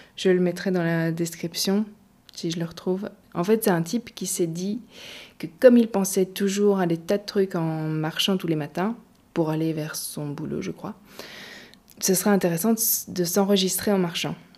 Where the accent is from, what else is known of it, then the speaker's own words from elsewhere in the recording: Gaume, Wallonia, Belgium; Je viens de Gaume, une région pleine de forêts et de champs dans le sud de la Belgique